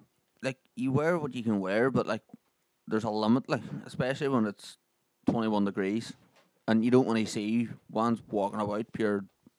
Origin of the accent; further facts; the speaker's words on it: Ireland; We're Irish